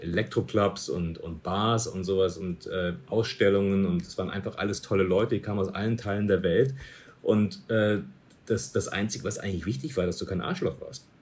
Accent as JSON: {"language": "German", "town": "Munich", "region": "Bavaria", "country": "Germany", "moved": "as an adult", "said": "ich komme aus München"}